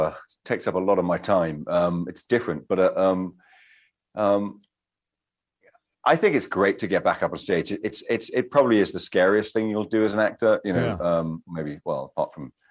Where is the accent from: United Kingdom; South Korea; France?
United Kingdom; I'm British.